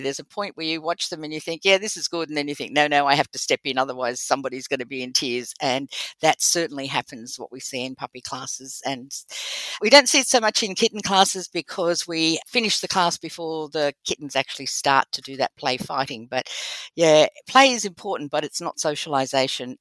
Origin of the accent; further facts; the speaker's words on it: Australia; accent: Australian; also born or lived in United Kingdom; my beautiful Australian accent